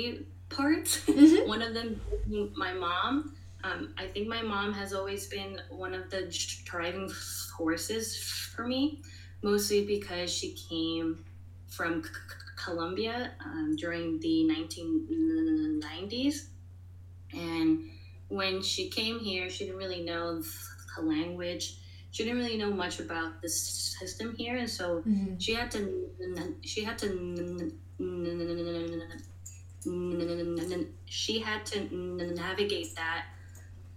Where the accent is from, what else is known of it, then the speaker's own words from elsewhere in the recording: New York City, New York, United States; I was born and raised in New York City